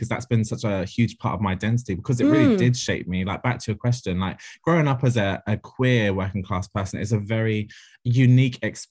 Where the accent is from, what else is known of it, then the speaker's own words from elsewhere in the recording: London, United Kingdom; I'm from Ladbroke Grove, born and bred. Just moved away, actually, because I can't afford to live there by myself.